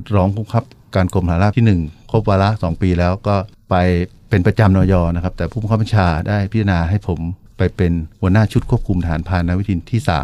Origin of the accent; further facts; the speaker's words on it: Chiang Rai, Thailand; moved away; ก็พื้นเพเป็นคนจังหวัดเชียงรายนะครับ